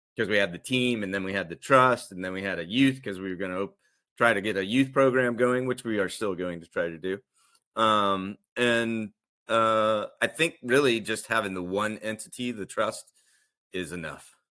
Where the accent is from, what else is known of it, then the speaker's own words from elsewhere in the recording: the South, United States; now in Florida, United States; I grew up in the South